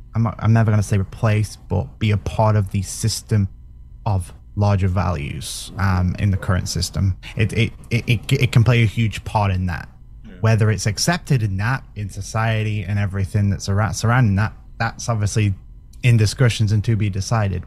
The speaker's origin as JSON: {"language": "English", "country": "United Kingdom", "said": "I'm British"}